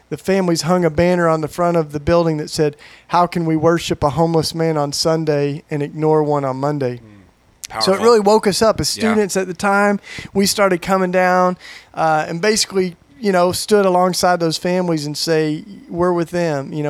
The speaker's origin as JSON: {"language": "English", "town": "Maryville", "region": "Tennessee", "country": "United States", "tie": "born or raised there", "moved": "as an adult", "lives_now": "Philadelphia, United States", "said": "I grew up in East Tennessee. I'm a Tennessee boy, and Maryville, Tennessee, East Tennessee"}